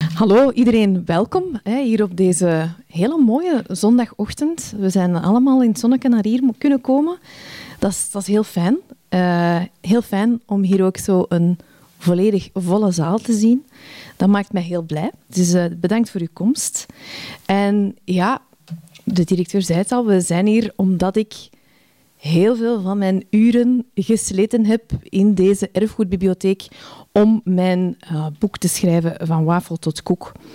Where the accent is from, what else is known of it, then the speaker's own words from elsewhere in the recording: Antwerp, Flanders, Belgium; moved away as an adult; zes jaar geleden verhuisden wij terug naar, naar mijn thuisstad Antwerpen.